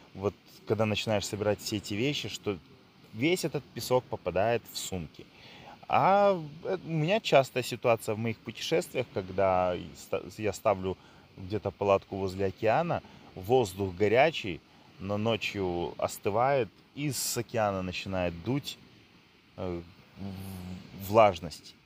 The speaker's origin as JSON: {"language": "Russian", "town": "Odesa", "region": "Odesa Oblast", "country": "Ukraine", "tie": "born or raised there", "said": "Я родился и вырос в Одессе"}